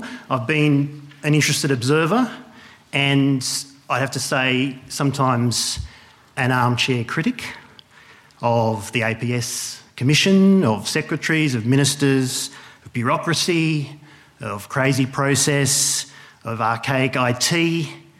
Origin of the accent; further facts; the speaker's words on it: Wagga Wagga, New South Wales, Australia; moved away; also born or lived in Melbourne; I grew up in Wagga, home of many sporting stars.